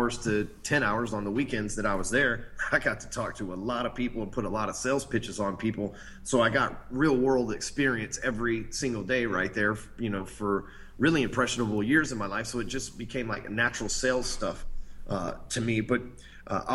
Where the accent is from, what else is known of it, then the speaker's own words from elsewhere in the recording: Dallas, Texas, United States; I came from Dallas, Texas